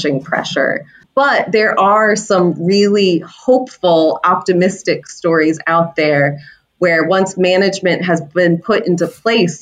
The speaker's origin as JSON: {"language": "English", "region": "Florida", "country": "United States", "tie": "born or raised there", "moved": "yes", "lives_now": "Cape Cod, United States", "said": "So I grew up in Florida, which happens to be the shark bite capital of the world"}